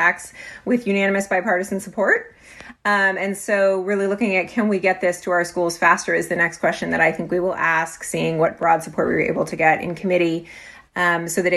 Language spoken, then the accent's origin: English; California, United States; I grew up in the California public schools